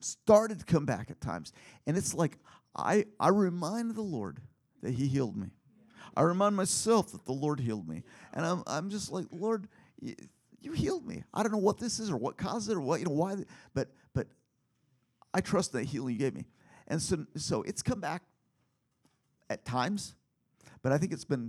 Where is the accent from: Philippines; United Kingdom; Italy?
Philippines; now in United States; growing up in the Philippines